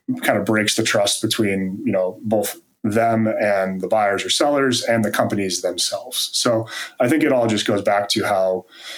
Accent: East Coast, United States; now in Carlsbad, United States; I grew up on the East Coast

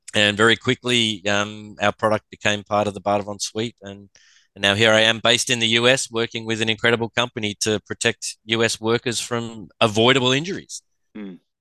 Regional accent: Australia; with the accent, I'm from Australia

